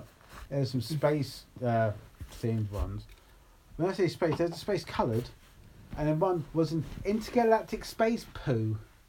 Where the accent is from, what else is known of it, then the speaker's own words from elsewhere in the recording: England, United Kingdom; I'm English